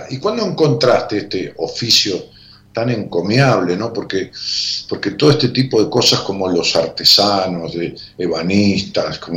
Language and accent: Spanish; La Ferrería, Argentina; De La Ferrería. Ok, ¿y con quién vivís ahí? Con mi mamá.